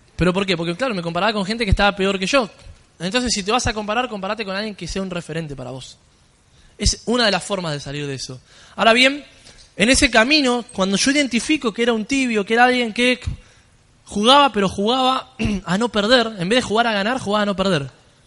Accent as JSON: {"language": "Spanish", "region": "Buenos Aires", "country": "Argentina", "said": "Vengo desde Argentina, yo soy allá, de Buenos Aires"}